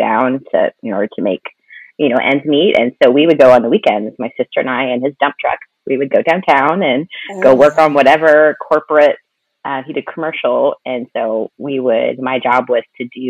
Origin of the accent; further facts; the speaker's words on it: Denton, Texas, United States; also born or lived in Dallas, Texas; I was born and raised in the Dallas area. I've kind of lived a little bit all over, like the Metroplex. My parents still live out near Denton, where I grew up